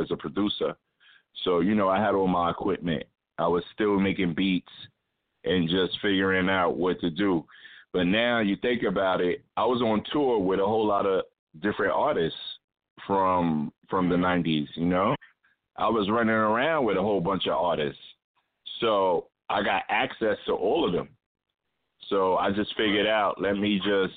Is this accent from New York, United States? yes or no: yes; New York City, New York, United States; I lived in the same building with Ghost growing up on Staten Island